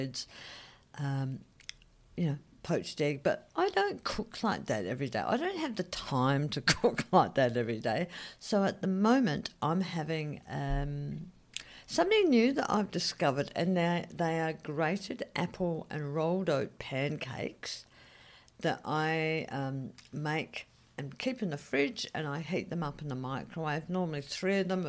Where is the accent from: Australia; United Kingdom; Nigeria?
Australia; moved away; also born or lived in Saigon, Vietnam; as an Australian